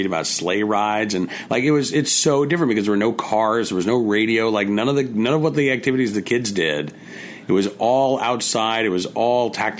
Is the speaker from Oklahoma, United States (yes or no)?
yes; Oklahoma, United States; Growing up in Oklahoma, we read... Grapes of Wrath.